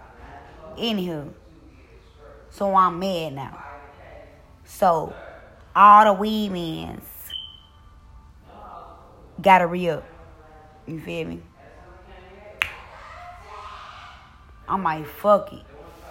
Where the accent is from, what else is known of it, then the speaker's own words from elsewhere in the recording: Mississippi, United States; I'm from Mississippi.